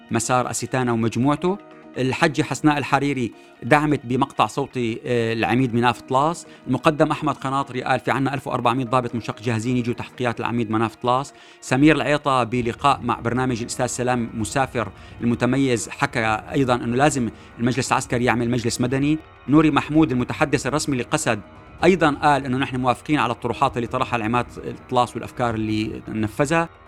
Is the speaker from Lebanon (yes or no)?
no; Syria; نحن بنديره حالنا بحالنا كسوريين